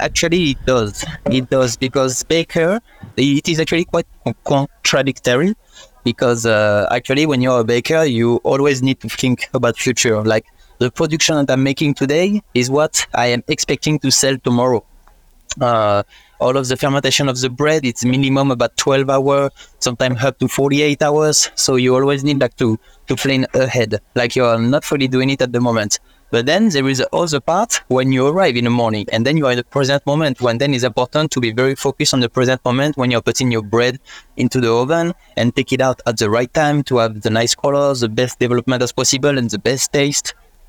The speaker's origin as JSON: {"language": "English", "country": "France", "second_language": "English", "said": "unfortunately I'm not Australian and I cannot stay here. This is the end of my visa and I'm about to come back in France in 1 year."}